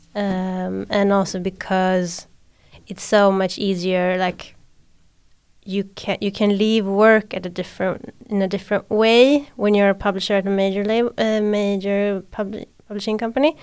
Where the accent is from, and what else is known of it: Sweden